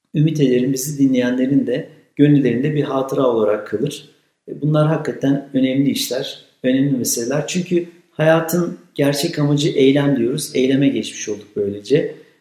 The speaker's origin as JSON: {"language": "Turkish", "region": "Kütahya", "country": "Turkey", "tie": "born or raised there", "said": "Kütahya gibi e, çok güzel memleketim hiç itirazım yok ama denizimiz, dağımız yok da bizim"}